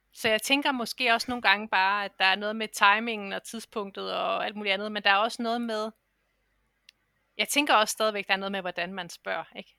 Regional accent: Denmark; moved away as an adult; jeg har jo ligesom efterladt mit arbejdsliv hjemme i Danmark

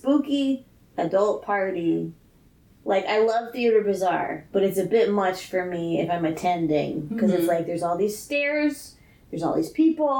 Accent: the South, United States; moved away; I grew up in the South.

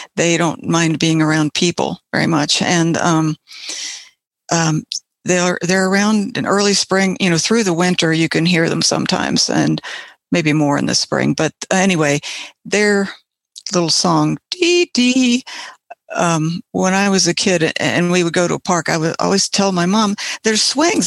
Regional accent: Ohio, United States; moved away; also born or lived in West Virginia; I I grew up in Ohio and we had some Bob White there

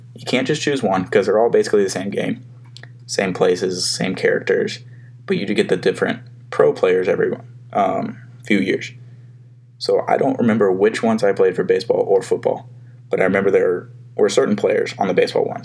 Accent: Huntsville, Alabama, United States; also born or lived in Mississippi; I'm from Huntsville, Alabama

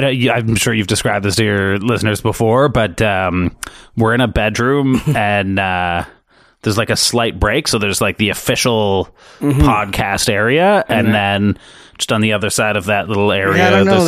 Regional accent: Toronto, Ontario, Canada; born there; So I was born in Toronto, and then shortly thereafter my birth, my parents' marriage disintegrated.

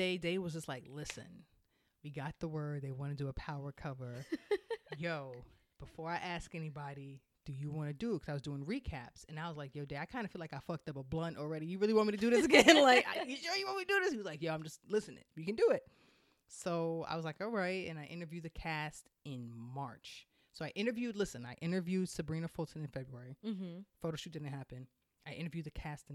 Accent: Jamaica; I'm Jamaican.

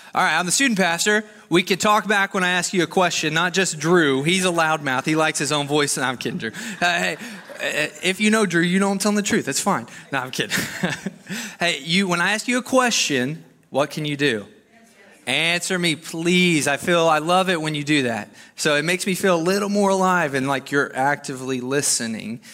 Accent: Arkansas, United States; moved away as an adult; I'm from Arkansas

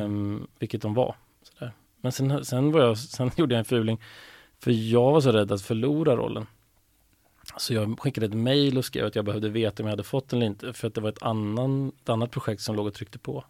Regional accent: Stigtomta, Södermanland, Sweden; moved away; Jag är uppvuxen i en liten, litet samhälle som heter Stigtomta som ligger en och en halv mil utanför Nyköping.

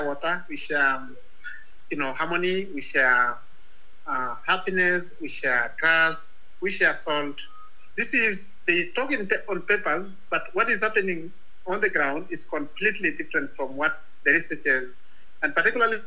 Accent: Ngorongoro, Arusha, Tanzania; I come from Maasai community. in northern Tanzania, in a place called Ngorongoro.

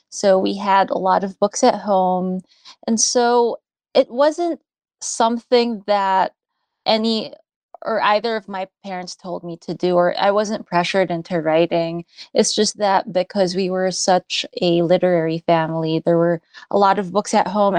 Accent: United States; when I was growing up in the States, I felt in many ways alienated.

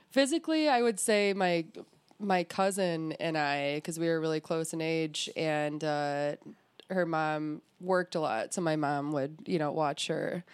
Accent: Clarkston, Michigan, United States; I am from Clarkston

